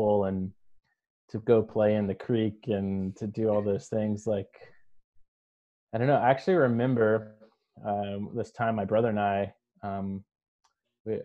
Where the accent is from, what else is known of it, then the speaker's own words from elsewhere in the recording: Greensboro, North Carolina, United States; moved away as an adult; also born or lived in California; I'm originally from North Carolina. I was born and raised in the Greensboro area.